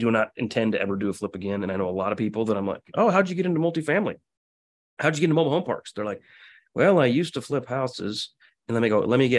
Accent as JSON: {"language": "English", "town": "Quincy", "region": "Illinois", "country": "United States", "tie": "born or raised there", "also_born_or_lived": "Kansas City", "moved": "yes", "said": "my hometown of Quincy, Illinois."}